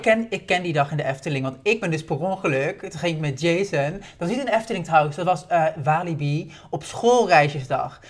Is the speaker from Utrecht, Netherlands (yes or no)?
no; Haarlem, North Holland, Netherlands; also born or lived in Bloemendaal; ik kom uit Haarlem en Bloemendaal